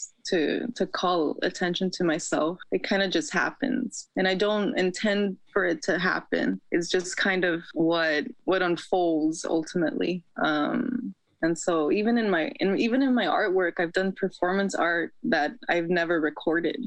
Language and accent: English; Los Angeles, California, United States; I'm from LA, California